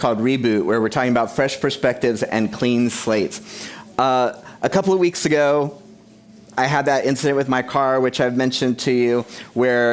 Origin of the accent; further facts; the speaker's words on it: United States; I'm American